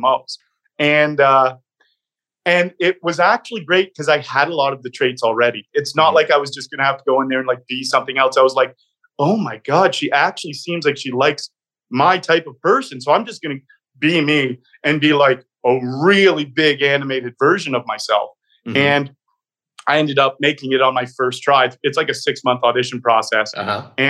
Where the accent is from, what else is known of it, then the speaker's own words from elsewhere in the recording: Canada; Canada's been such an amazing home for me. I grew up very Canadian, playing a lot of hockey